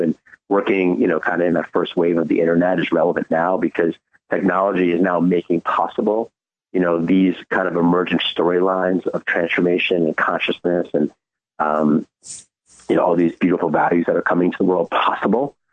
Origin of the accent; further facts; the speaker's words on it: New York City, New York, United States; I was born in New York City